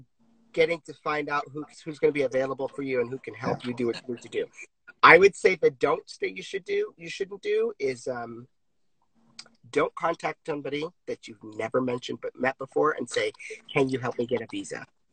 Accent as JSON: {"language": "English", "region": "Virginia", "country": "United States", "lives_now": "Los Angeles, United States", "said": "I came out to LA and danced in LA because I came from Virginia"}